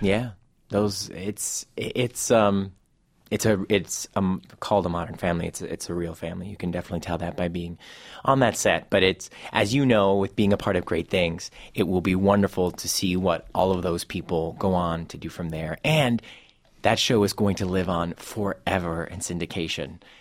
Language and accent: English; Cleveland, Ohio, United States; my hometown of Cleveland and Ohio